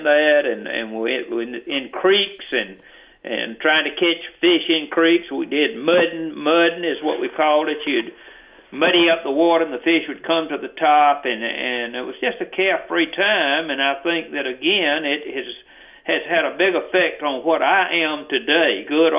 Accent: Houston County, Georgia, United States; I was from Houston County, but I was non-metro

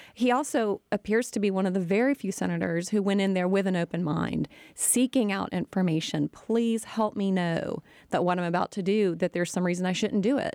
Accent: United States; as Americans

